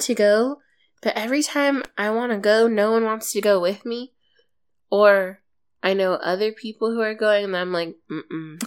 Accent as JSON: {"language": "English", "region": "East Coast", "country": "United States", "said": "though my family isn't Southern, we are white and from the East Coast"}